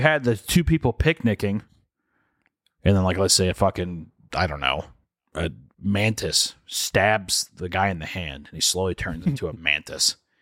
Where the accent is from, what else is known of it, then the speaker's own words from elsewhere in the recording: the Bible Belt, United States; growing up in the Bible Belt, we weren't super religious